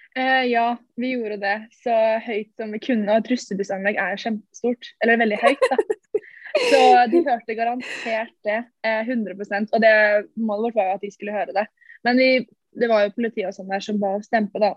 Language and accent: Norwegian; Ski, Akershus, Norway; der vi er fra, eller Ski, i Ski sentrum